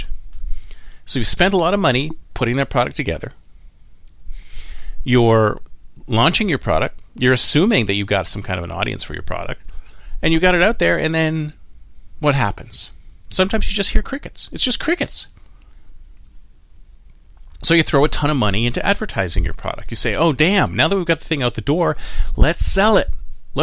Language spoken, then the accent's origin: English; Toronto, Ontario, Canada; now in Silicon Valley, United States; here in my hometown of Toronto